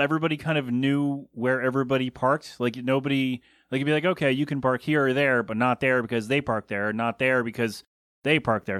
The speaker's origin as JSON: {"language": "English", "town": "Bristol", "region": "Pennsylvania", "country": "United States", "tie": "born or raised there", "moved": "yes", "said": "my hometown of Bristol, P"}